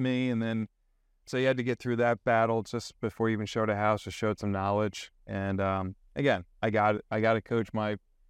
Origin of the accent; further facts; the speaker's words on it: Gaithersburg, Maryland, United States; also born or lived in New York; I wasn't born in Maryland. I was born upstate New York, moved around for the first 12 years of my life, landed in Maryland, Gaithersburg, Quince Orchard boy.